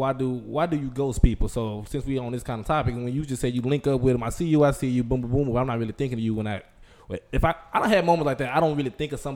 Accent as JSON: {"language": "English", "town": "Dallas", "region": "Texas", "country": "United States", "said": "I'm from Dallas. I'm Pleasant Grove"}